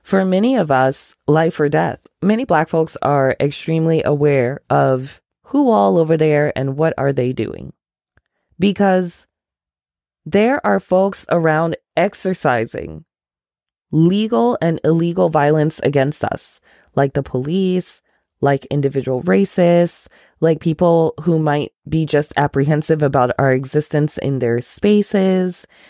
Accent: Ghana; moved away; I am from Ghana. My family is from Ghana.

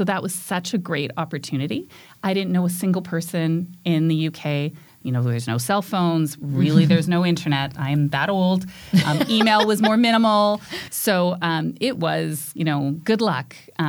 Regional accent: Edmonton, Alberta, Canada; I grew up in Edmonton, and I went to the University of Alberta.

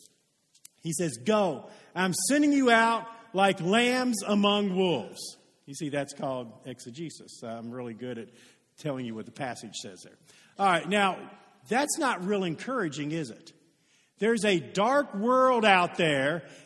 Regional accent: Oldham County, Kentucky, United States; I live in Odom County. I was raised in Odom County

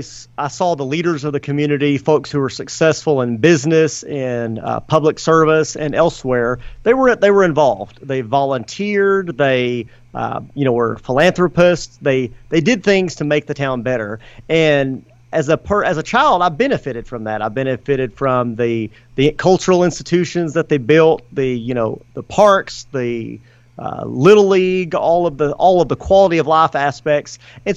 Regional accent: Stamford, Texas, United States; moved back to Stamford.

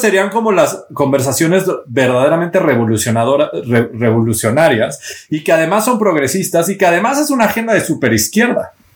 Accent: Mexico; los más de 100 millones de mexicanos que somos

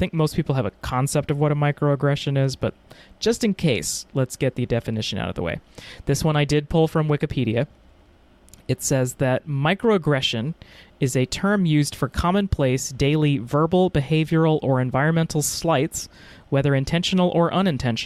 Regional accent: Texas, United States; I'm from Texas.

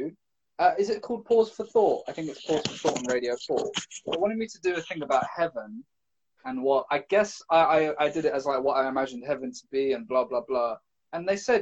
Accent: London, United Kingdom; I'm from London, I'm from the city, I'm not used to going to the countryside

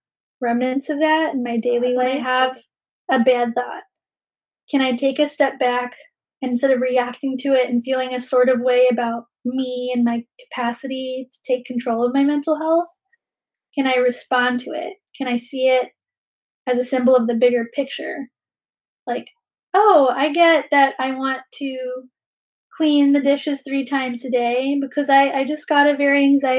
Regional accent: Philippines; now in Bay Area, United States; as a Filipina, I understand that we come from a long history of colonization and displacement

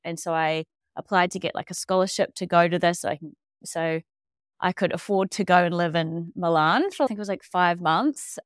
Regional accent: Dunedin, Otago, New Zealand; moved away as an adult; also born or lived in Australia; I am from Dunedin and grew up here on a s, little kind of lifestyle farm just around the bay

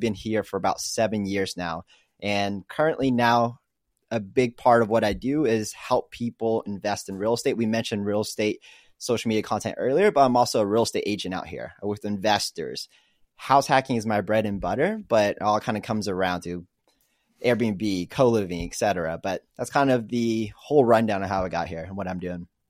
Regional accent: Arlington, Texas, United States; moved away as an adult; also born or lived in Kansas; now in Austin, United States; I am originally from Arlington, which is one of the biggest suburbs out in Dallas. Grew up there, was originally born in Kansas, moved over when I was so young

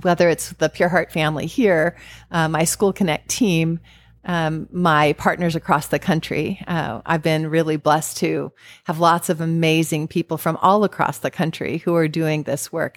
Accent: California, United States; now in Arizona, United States; I grew up in California

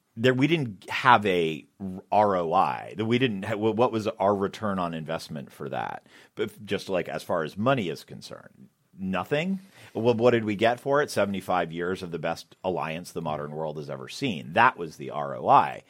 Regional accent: Boston, Massachusetts, United States; moved away; I'm from Boston

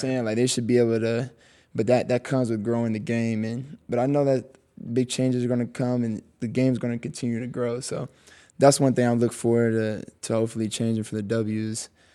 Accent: Texas, United States; I was born in Texas, so, like, I just know how, like, the Texas love is

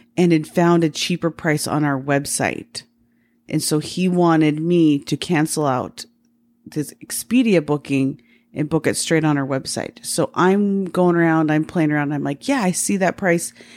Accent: Salt Lake City, Utah, United States; now in Phoenix, United States; I was from Salt Lake

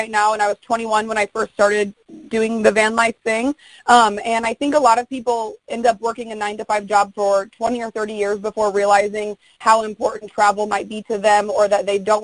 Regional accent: Indianapolis, Indiana, United States; moved away; I'm originally from Indianapolis, Indiana, and I go back home every 4 or 5 months

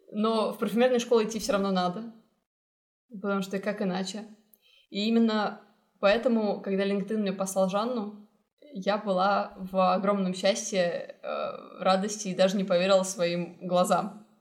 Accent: Kazakhstan; moved away; also born or lived in Vancouver, Canada; Я уехала из Казахстана в Ванкувер, потом поступила в Исипка.

